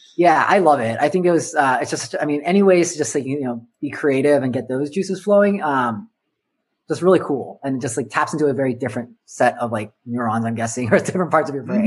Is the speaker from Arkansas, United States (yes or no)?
no; Southern California, United States; I grew up in Southern California